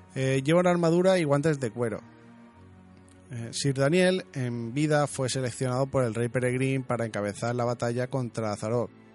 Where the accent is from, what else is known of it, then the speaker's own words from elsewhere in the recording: Region of Murcia, Spain; yo soy murciano